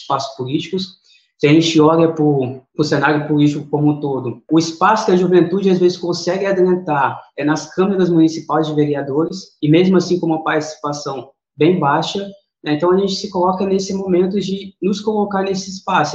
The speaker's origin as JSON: {"language": "Portuguese", "town": "Serra", "region": "Espírito Santo", "country": "Brazil", "tie": "born or raised there", "said": "Eu nasci, fui criado aqui em Campinho da Serra"}